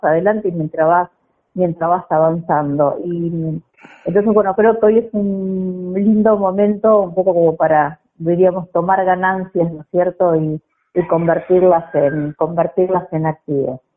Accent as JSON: {"language": "Spanish", "area": "Bigand", "region": "Santa Fe", "country": "Argentina", "tie": "born or raised there", "said": "nací en Digán, provincia de Santa Fe, un, pueblo que nació con el espíritu del grito de Alcorta"}